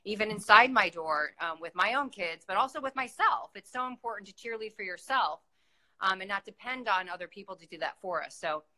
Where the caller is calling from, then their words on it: Miami, Florida, United States; Hi, I'm coming from Miami.